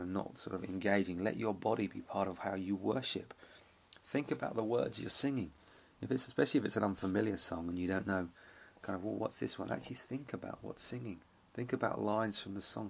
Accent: England, United Kingdom; we're English

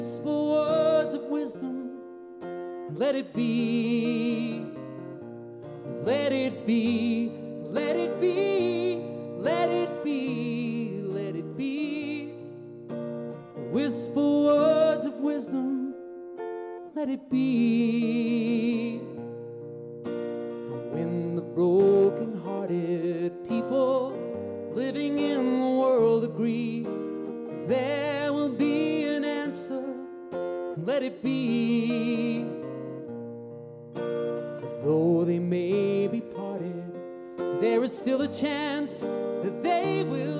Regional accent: Liverpool, North West England, United Kingdom; I came all the way from Liverpool

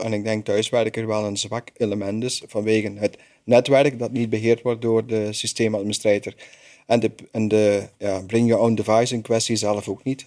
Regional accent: Belgium; ik als Belg

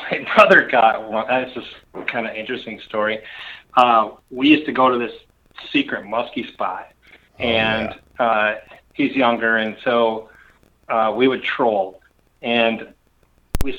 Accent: northern Minnesota, United States; So I grew up in northern Minnesota. I lived between Lake Vermilion and Pelican Lake, which is pretty much in the middle. I lived in the middle between Cook and Orr

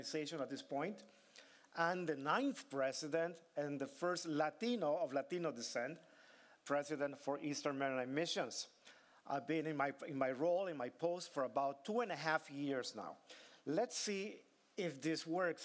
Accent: Tegucigalpa, Francisco Morazán, Honduras; moved away; I was born in Honduras, small country in the heart of Central America.

